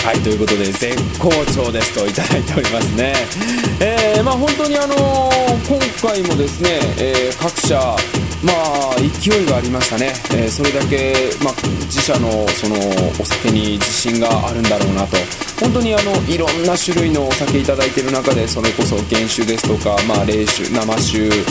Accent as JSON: {"language": "Japanese", "area": "Nada", "region": "Hyogo", "country": "Japan", "tie": "born or raised there", "moved": "yes", "said": "自分の地元"}